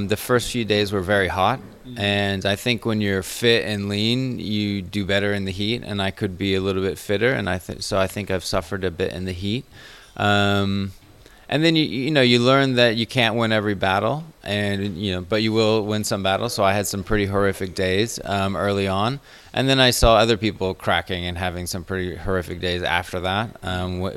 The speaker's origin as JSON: {"language": "English", "town": "Chicago", "region": "Illinois", "country": "United States", "also_born_or_lived": "Middle East", "moved": "yes", "lives_now": "Chamonix, France", "said": "I'm from Chicago, but lived in the Middle East for a while where I got into triathlon, but now I live in France, so I live in Chamonix"}